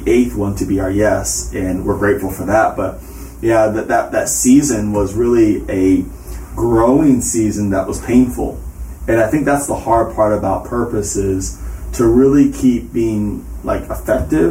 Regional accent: the South, United States; also born or lived in Hilton Head Island, South Carolina / Charlotte, North Carolina / Spartanburg, South Carolina; I grew up in the South

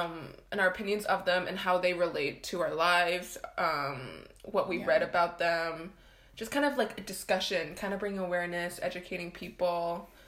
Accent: Ottawa, Ontario, Canada; moved away as an adult; now in Montreal, Canada; I'm from Ottawa.

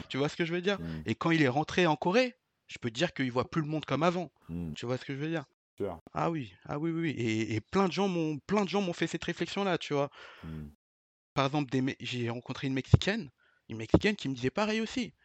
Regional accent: Vitry-sur-Seine, Île-de-France, France; also born or lived in Paris; Je viens de Vitry-sur-Seine. Je suis d'une cité. avant ça, j'y je vivais dans Paris, dans le 8e arrondissement

